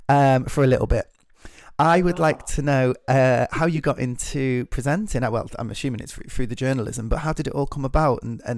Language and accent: English; Scotland, United Kingdom; I love that part of my identity is being British, is Scottish.